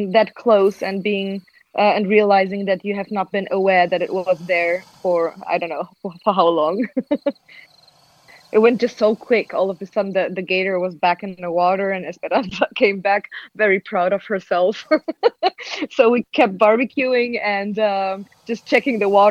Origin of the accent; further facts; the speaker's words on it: Germany; now in Amsterdam, Netherlands; I'm originally from Germany, but now living with a Dutch boyfriend and Peruvian dog in Amsterdam